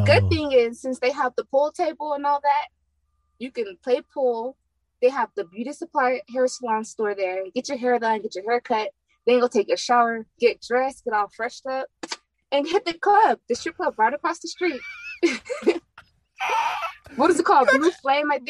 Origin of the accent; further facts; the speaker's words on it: California, United States; moved away as an adult; also born or lived in San Diego; now in Houston, United States; I'm from California